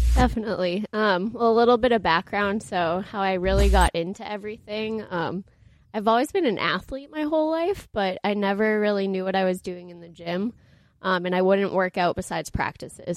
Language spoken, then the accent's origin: English; Boston, Massachusetts, United States; also born or lived in New Hampshire; I ended up at University of New Hampshire, so I'm from Boston up north